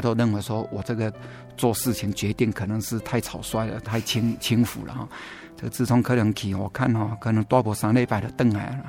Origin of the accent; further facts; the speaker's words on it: central Taiwan, Taiwan; now in Taichung, Taiwan; 中部也算是我的故乡嘛